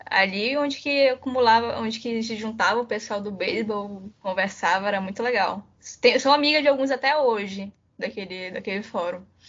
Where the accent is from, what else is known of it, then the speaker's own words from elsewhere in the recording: Manaus, Amazonas, Brazil; eu sou de Manaus